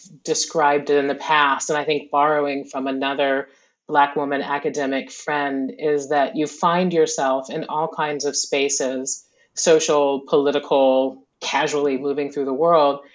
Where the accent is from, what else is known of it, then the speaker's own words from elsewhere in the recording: the American South, United States; growing up in the American South